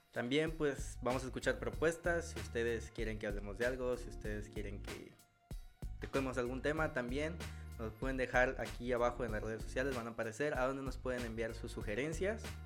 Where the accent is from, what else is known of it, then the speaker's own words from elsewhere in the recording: Poza Rica, Veracruz, Mexico; soy de la ciudad de Poza Rica, Veracruz